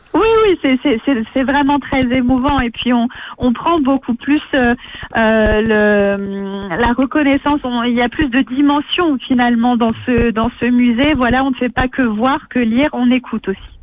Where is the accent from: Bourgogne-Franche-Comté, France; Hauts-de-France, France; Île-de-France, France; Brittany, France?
Bourgogne-Franche-Comté, France; Puisaye; je suis une enfant du pays